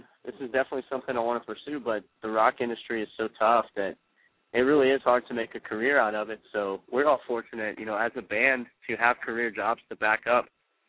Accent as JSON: {"language": "English", "region": "Louisiana", "country": "United States", "tie": "born or raised there", "moved": "as an adult", "lives_now": "Phoenix, United States", "said": "The band is based out of Phoenix. I'm actually from Louisiana."}